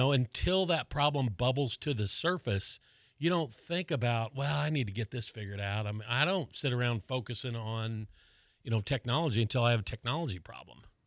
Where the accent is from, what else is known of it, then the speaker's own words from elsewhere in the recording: Colorado, United States; now in Florida, United States; I grew up in Colorado where it's really dry